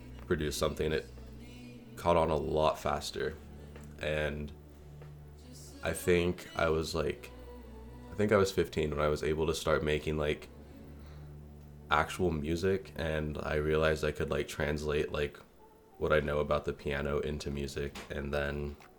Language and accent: English; Ashland, Oregon, United States; I'm from Ashland, Oregon, and I am a music producer.